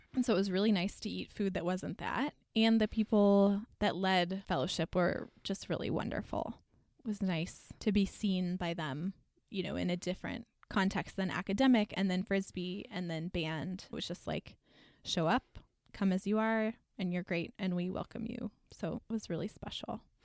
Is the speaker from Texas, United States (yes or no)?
yes; Texas, United States; moved away as an adult; I'm from Texas